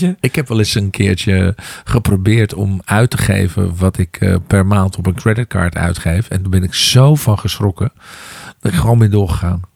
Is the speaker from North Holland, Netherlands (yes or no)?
yes; Amsterdam, North Holland, Netherlands; in mijn geboorte, eh, waar mijn geboortegrond eh, is, in Amsterdam Noord